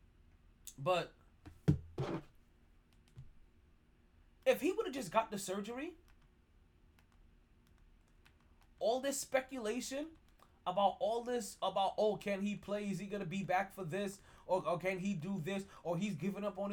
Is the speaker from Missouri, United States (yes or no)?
no; New York City, New York, United States; as a New Yorker